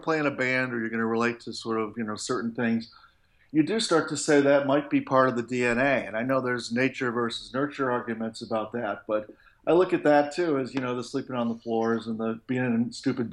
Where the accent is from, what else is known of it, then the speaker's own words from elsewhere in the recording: Milwaukee, Wisconsin, United States; now in Chicago, United States; I grew up in the Midwest in the U.S., right in Milwaukee, Wisconsin, just a little north of Chicago. I live in Chicago now